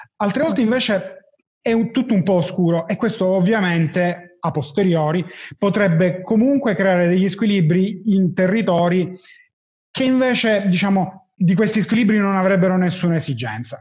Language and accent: Italian; Palermo, Sicily, Italy; sono di Palermo